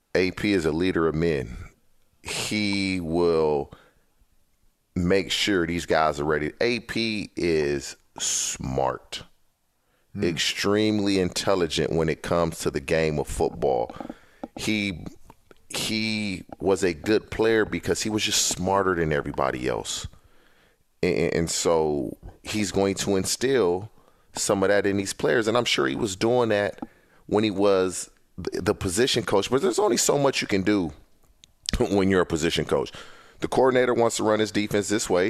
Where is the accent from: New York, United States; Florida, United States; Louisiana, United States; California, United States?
California, United States; Compton; I grew up in Compton, California